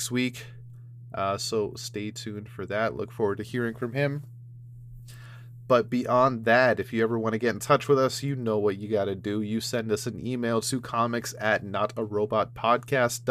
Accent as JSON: {"language": "English", "country": "Canada", "said": "I'm from Canada."}